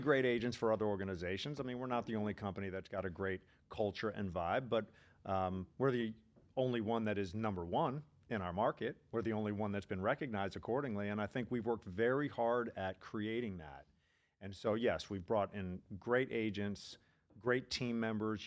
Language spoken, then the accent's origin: English; D.C., Maryland suburbs of Washington, United States; moved away as an adult; also born or lived in Pennsylvania / Philadelphia; now in Boca Raton, United States; I'm originally from the Maryland suburbs of Washington, D C